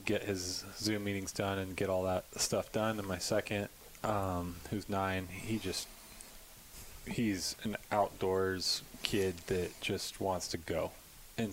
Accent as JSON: {"language": "English", "town": "Irvine", "region": "California", "country": "United States", "tie": "born or raised there", "said": "I grew up in Irvine and bounced around quite a bit"}